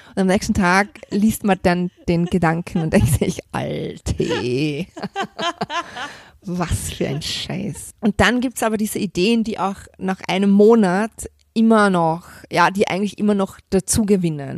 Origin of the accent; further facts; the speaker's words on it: Vorarlberg, Austria; moved away; ich komme aus Vorarlberg, mein Opa war beim Alpenverein, wir sind als Kinder immer viel wandern gegangen